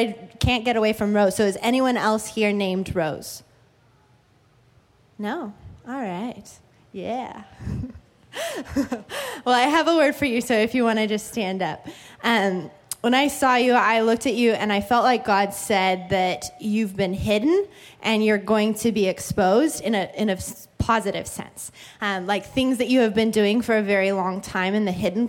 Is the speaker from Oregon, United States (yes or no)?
yes; Oregon, United States; now in California, United States; Where I grew up in Oregon